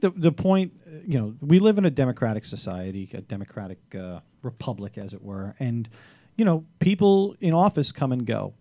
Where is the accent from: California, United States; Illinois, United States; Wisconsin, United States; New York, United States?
New York, United States; New York City; As a Staten Islander